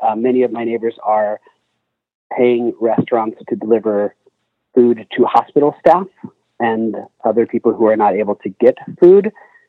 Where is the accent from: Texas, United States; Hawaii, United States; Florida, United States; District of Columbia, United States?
Texas, United States; Canyon; moved away as an adult; now in Brooklyn, United States; I grew up in Canyon, Texas, and went to WT. And I now live in Brooklyn, New York for the last 19 years.